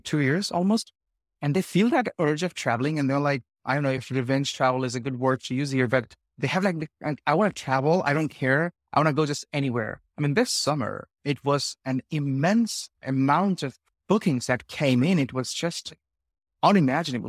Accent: India; moved away; I'm from India originally

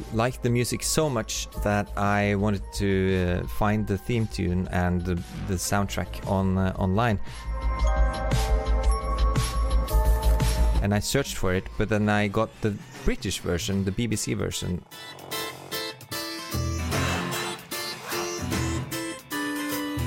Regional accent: Oslo, Norway; I'm a composer from Oslo, Norway

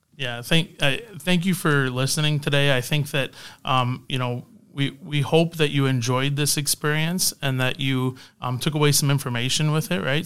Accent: Canada; moved away; also born or lived in Windsor, Canada; I'm Canadian

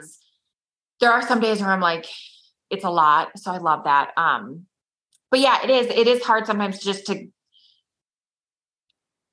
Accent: Minnesota, United States; I'm from Minnesota

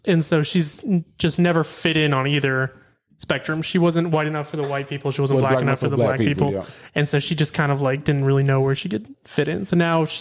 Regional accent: Chaffee Road, Westside, Florida, United States; also born or lived in Japan; I grew up on Chafee

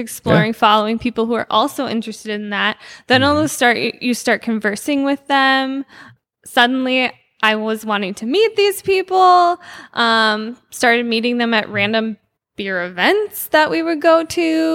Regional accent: Ramsey, Minnesota, United States; I grew up in Ramsey, which is just north of here.

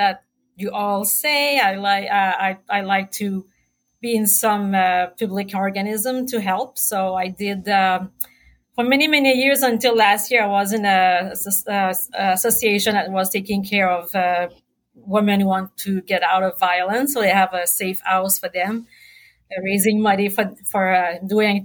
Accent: Quebec, Canada; moved away as an adult; also born or lived in Sherbrooke; now in New Brunswick, Canada; I'm from Quebec. Like you said, I got my med school in Sherbrooke as well as my OBGYN specialty. Moved in New Brunswick in 2003

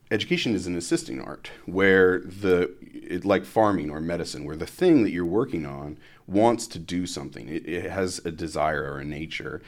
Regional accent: Columbus, Ohio, United States; moved away as an adult; also born or lived in South Florida / Dayton, Ohio; I'm originally from Columbus, Ohio. So I was, uh, raised in Columbus

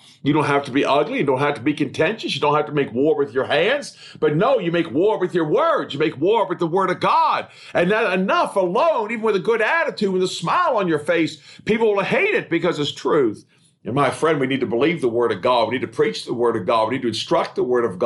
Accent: United States; as an American

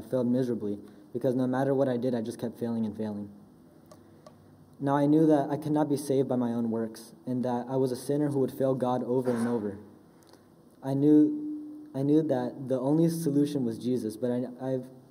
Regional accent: Charlotte, North Carolina, United States; I was born in Charlotte, North Carolina, and I've lived there ever since

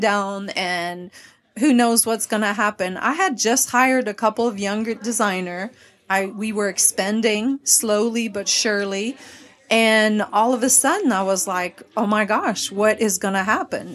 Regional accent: Quebec, Canada; first language French; English is a second language; also born or lived in Dallas; now in Nashville, United States; I am originally from Quebec, the French part of Canada.

